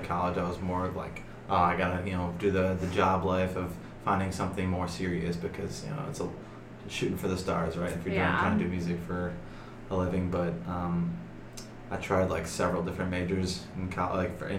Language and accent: English; Chicago, Illinois, United States; Born and raised in Chicago